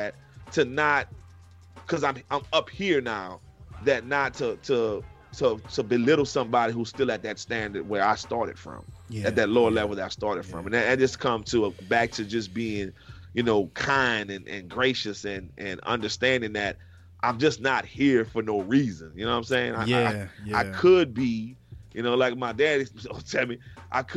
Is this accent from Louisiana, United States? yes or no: yes; New Orleans, Louisiana, United States; I was born and raised in New Orleans, Louisiana